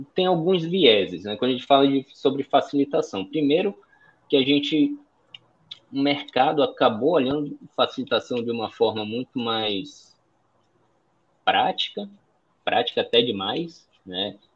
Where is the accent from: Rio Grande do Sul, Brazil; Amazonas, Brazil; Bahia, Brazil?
Amazonas, Brazil; Manaus; also born or lived in São Paulo; sou de Manaus, moro em Manaus, nascido e criado aqui